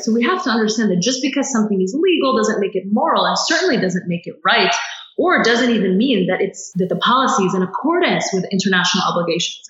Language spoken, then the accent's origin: English; Kuwait; moved away; also born or lived in Palestine (ancestry); I was born in Kuwait, however, a stateless refugee like most Palestinians